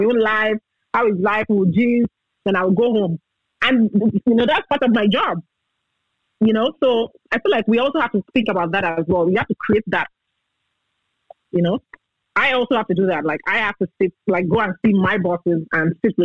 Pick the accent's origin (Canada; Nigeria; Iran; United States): Nigeria; as a Nigerian citizen, with my green passport. That's my only passport